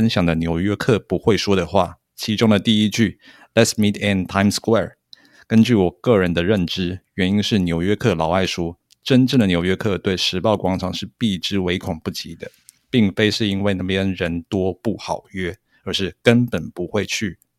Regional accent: Tainan, Taiwan; 我这个土生土长的台南东区人会去，而且小时候还很爱去。

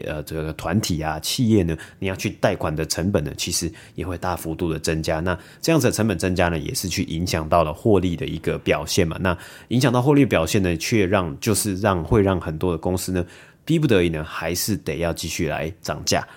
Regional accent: Taiwan; 我们可能是在台湾长大嘛

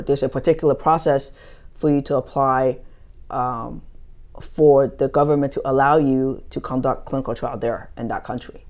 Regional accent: United States; moved away as an adult; also born or lived in New Jersey; now in Taiwan; I grew up in the States

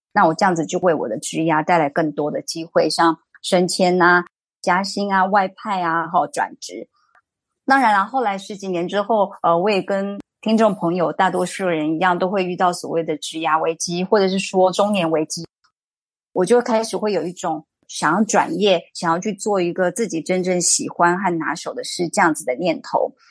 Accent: Taiwan; 因为台湾并没有像非洲和东南亚这边的国家变成殖民地。所以这造成我们世世代代并不会自然而然的就会使用第二外语

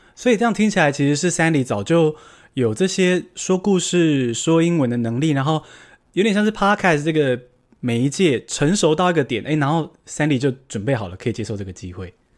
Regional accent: Taiwan; 我也是土生土长，台湾人

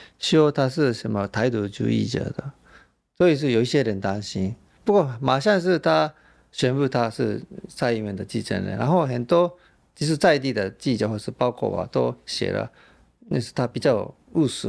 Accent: Japan; Chinese is a second language; 以前我们日本人认识的台湾，享受台湾的时候，啊，这些好吃的东西这么便宜，或者是这些很舒服的按摩也是这么划算，啊，对，那比在日本国内旅游更便宜、更划算，而且台湾人很亲切。

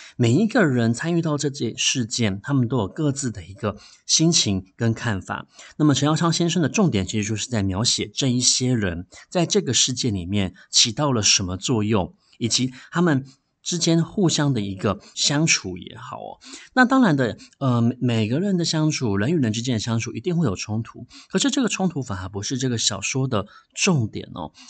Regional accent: Taiwan; 我们以前有一堂课就叫做台湾历史哦

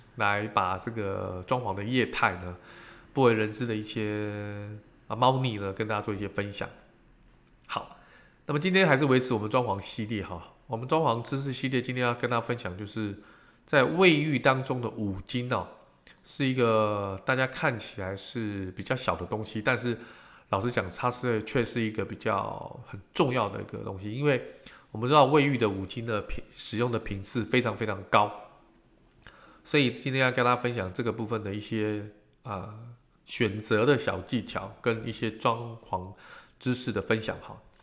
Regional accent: Taiwan; 我们这个，呃，台湾人

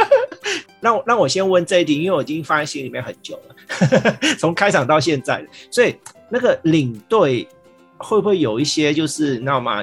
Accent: Vietnam; moved away; 我是越南，越南出生的嘛

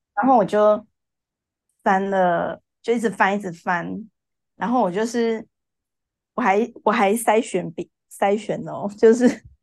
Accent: Taichung, Taiwan; 我来自台中，然嗯。后现在就是经营一家 K T V 的松饼店

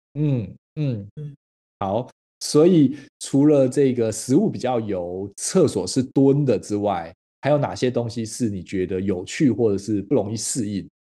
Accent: Taiwan; 台湾在早期我那个年代的时候，其实有经历过一番你在小学的时候讲那个台语，是会嗯。被罚钱，会被，不是罚钱，会被罚站，会被处罚的

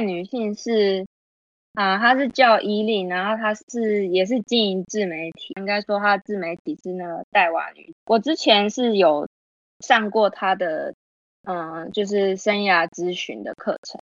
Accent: Taiwan; 我们台湾人的优势

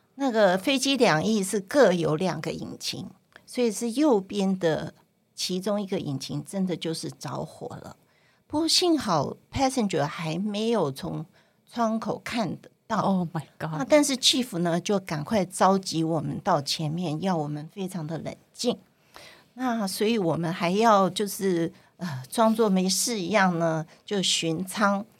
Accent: Taiwan; first language Cantonese; moved away as an adult; also born or lived in Hong Kong; 我在台湾出生长大，虽然在家里都是讲广东话，可是，嗯，对口音上还是会有一点点的

